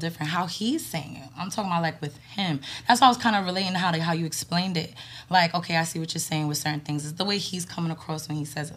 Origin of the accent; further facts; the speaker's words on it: New York, United States; I'm from New York. I'm, I'm lived in New York my whole life